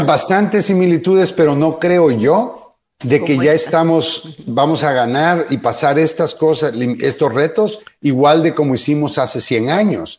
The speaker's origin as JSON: {"language": "Spanish", "country": "Guatemala", "tie": "born or raised there", "also_born_or_lived": "Honduras", "moved": "yes", "said": "nací en Guatemala, pero la mitad de mi vida me crié en Honduras y la otra mitad en Guatemala"}